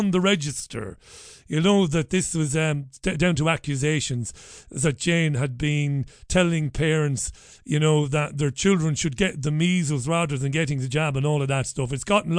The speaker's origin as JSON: {"language": "English", "country": "Ireland", "also_born_or_lived": "Nottingham", "moved": "as an adult", "lives_now": "Salford, United Kingdom", "said": "I was an Irishman from the Republic of Ireland"}